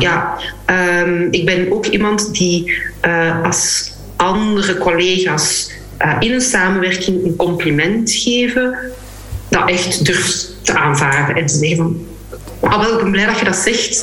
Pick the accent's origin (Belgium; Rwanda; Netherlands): Belgium; Flanders; ons als, als Vlamingen, Belgen